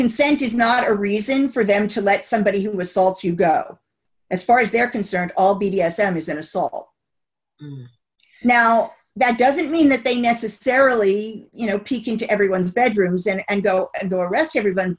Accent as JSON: {"language": "English", "country": "United States", "moved": "yes", "lives_now": "United Kingdom", "said": "I'm originally from the States"}